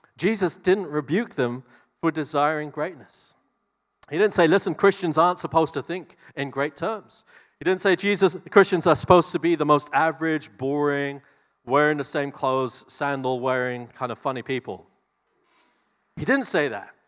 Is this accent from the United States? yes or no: no; New Zealand